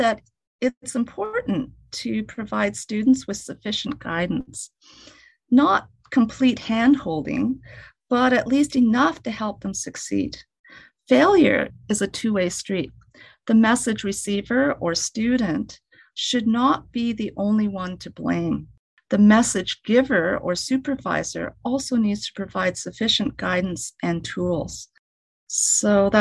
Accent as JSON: {"language": "English", "country": "Canada", "tie": "born or raised there", "said": "I was born and raised in Canada"}